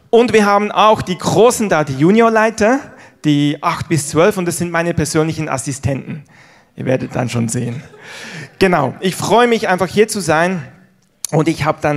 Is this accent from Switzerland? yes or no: yes; Switzerland; Ihr wisst ja vielleicht, ich bin in der Schweiz groß geworden, habe aber einen deutschen Papa, einen deutschen Opa. Insofern habe ich beide Nationalitäten in meiner Brust, wie man so sagt.